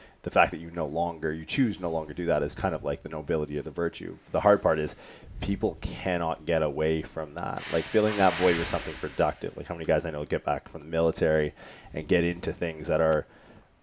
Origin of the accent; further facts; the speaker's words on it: Windsor, Ontario, Canada; moved away; also born or lived in California; growing up in Windsor